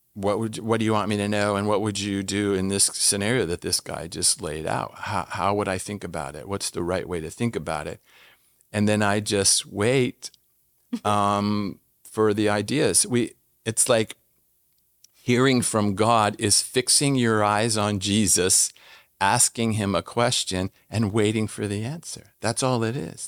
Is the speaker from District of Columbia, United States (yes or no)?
yes; Washington, District of Columbia, United States; moved away as an adult; also born or lived in Jordan; I'm from Washington D.C.